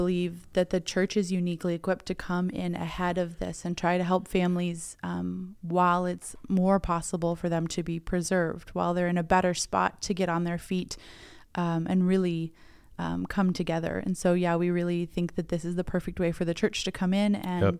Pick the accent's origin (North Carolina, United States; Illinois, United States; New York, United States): Illinois, United States; moved away as an adult; My dad got transferred to Illinois when I was 5. So I grew up in Illinois for school age. And then I came to Drake University for school.